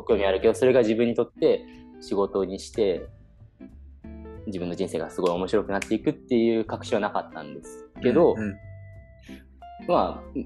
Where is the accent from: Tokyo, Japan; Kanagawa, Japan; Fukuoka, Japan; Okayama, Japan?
Kanagawa, Japan; Kawasaki; moved away as an adult; also born or lived in Copenhagen, Denmark; now in Kanazawa, Japan; 出身は全く金沢に関係ない神奈川県川崎市の出身です。